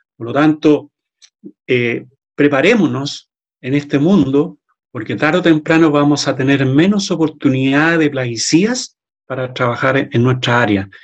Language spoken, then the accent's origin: Spanish; Chile; en mi país, Chile